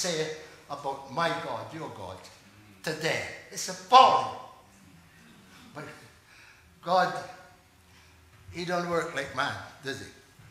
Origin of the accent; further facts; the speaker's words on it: Barbados; moved away; I'm from Barbados originally